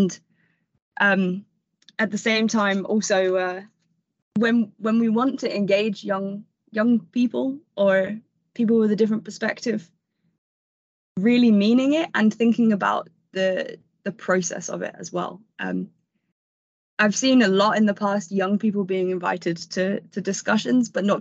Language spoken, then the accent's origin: English; London, United Kingdom; I grew up in London around the 2012 Olympics, and I went to a school in London.